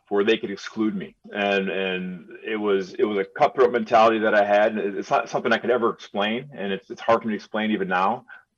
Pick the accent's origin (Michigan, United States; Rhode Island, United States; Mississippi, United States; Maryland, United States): Michigan, United States; Birmingham; I grew up in Birmingham and I spoke the way I spoke.